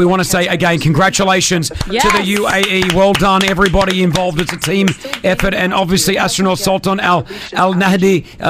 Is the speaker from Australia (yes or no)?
yes; Australia; now in Dubai, United Arab Emirates; I remember growing up in Australia